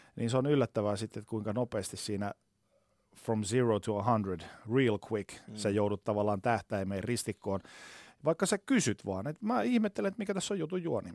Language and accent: Finnish; Oulu, North Ostrobothnia, Finland; moved away; Mä oon siis Oulusta alun perin kotoisin